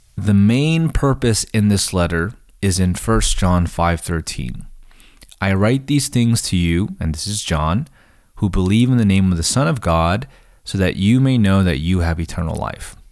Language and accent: English; United States; as, as American readers